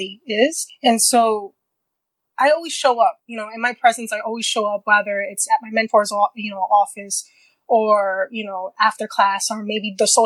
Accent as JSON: {"language": "English", "town": "New York City", "region": "New York", "country": "United States", "tie": "born or raised there", "said": "I grew up in Queens, New York"}